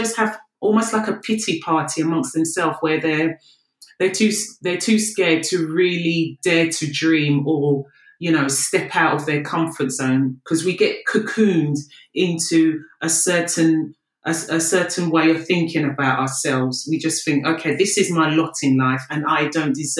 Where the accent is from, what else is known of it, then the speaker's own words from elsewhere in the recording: London, United Kingdom; I'm from the UK. South London's finest